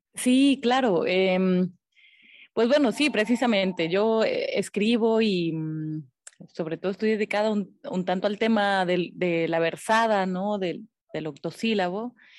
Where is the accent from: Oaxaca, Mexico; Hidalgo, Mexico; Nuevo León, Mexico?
Oaxaca, Mexico; Loma Bonita; also born or lived in Minatitlán, Veracruz; Yo, por azares del destino, nací en Minatitlán, en Minatitlán, Veracruz. Pero desde muy, muy, muy chiquita, desde bebé, me fui prácticamente a Loma Bonita. Yo soy de ahí, de, de Loma Bonita, Oaxaca